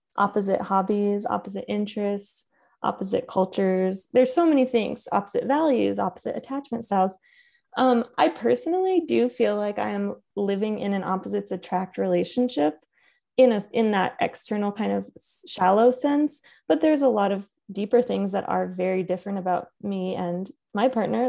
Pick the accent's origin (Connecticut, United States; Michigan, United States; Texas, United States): Connecticut, United States; I grew up in Connecticut